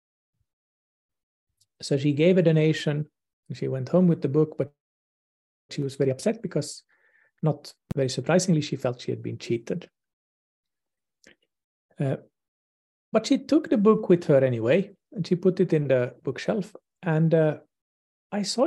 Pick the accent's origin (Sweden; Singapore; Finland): Finland; here in my hometown in Finland